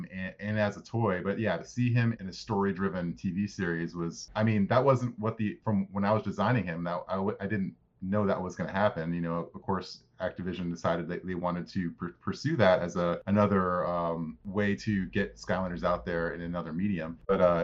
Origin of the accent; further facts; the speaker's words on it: United States; I grew up right outside of Washington, D.C.